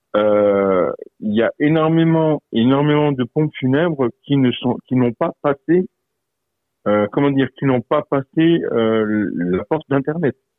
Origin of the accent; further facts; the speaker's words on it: Moselle, Grand Est, France; par chez nous en Moselle